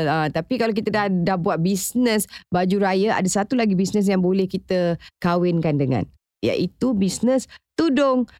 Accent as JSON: {"language": "Malay", "region": "Johor", "country": "Malaysia", "said": "rumah saya orang Johor"}